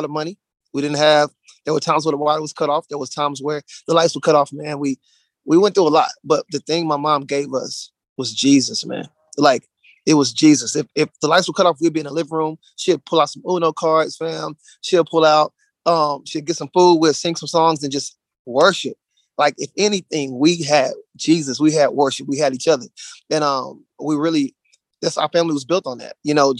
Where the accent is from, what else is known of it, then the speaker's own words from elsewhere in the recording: Dallas, Texas, United States; moved away as an adult; now in Charlotte, United States; We're from Dallas, Texas. So we just moved to Charlotte, North Carolina like a month ago